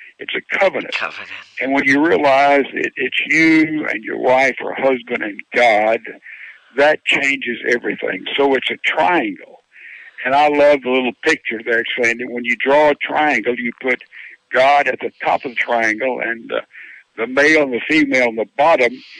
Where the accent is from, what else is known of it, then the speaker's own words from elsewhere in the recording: Laurel, Mississippi, United States; I'm from Laurel, Mississippi, and I was not brought up on a farm